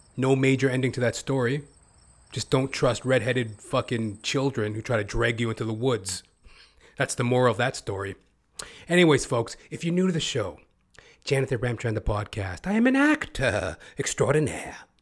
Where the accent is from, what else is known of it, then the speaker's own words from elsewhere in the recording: Toronto, Ontario, Canada; I hail from Toronto, Canada